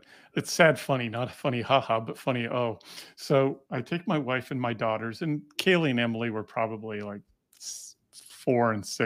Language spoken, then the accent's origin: English; Canada; being Canadian